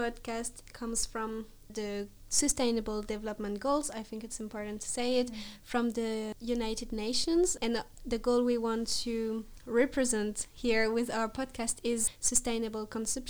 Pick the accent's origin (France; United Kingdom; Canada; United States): France; I'm …, also a French student, and I'm studying economics and finance here currently in Karlstad University.